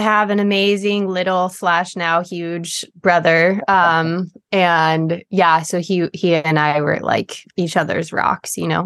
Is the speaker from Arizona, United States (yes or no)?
no; Big Sur, California, United States; also born or lived in Cayucos, California; I grew up in Big Sur, California